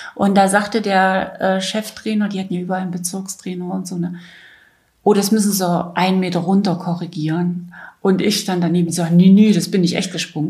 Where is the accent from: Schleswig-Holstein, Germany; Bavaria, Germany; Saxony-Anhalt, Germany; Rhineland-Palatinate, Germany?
Saxony-Anhalt, Germany; Weißenfels; 1962 in Weißenfels in Sachsen-Anhalt geboren.